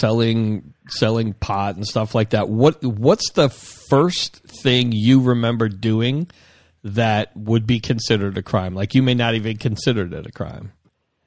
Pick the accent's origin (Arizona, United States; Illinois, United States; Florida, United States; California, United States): Florida, United States; Miami; I grew up in Miami